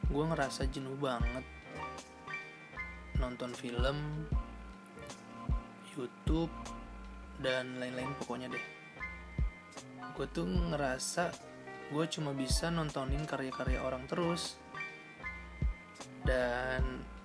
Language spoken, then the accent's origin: Indonesian; Bekasi, West Java, Indonesia; born there; gue lahir di Bekasi tanggal 16 Juni tahun 99 dan sekarang gue menginjak di umur 20 tahun